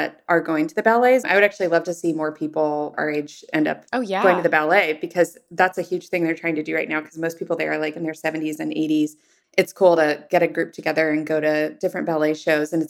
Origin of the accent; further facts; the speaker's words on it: Indianapolis, Indiana, United States; now in San Francisco, United States; grew up in Indiana in the suburbs. And so in the suburbs of Indianapolis, you drive everywhere